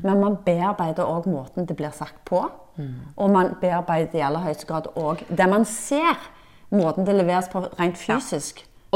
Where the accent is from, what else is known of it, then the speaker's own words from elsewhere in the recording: Norway; vi nordmenn